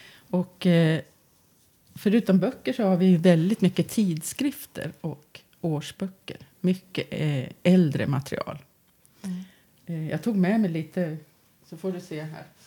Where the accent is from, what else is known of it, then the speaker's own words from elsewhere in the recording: Västerås, Västmanland, Sweden; jag är västeråsare och västmanlänning. Och, eh, både till börden och eh, att jag har bott här i Västerås i 40 år av mitt liv